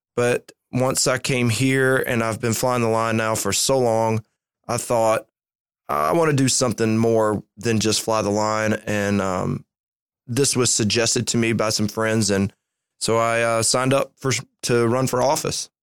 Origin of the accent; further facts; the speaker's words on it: Alabama, United States; born and raised in Alabama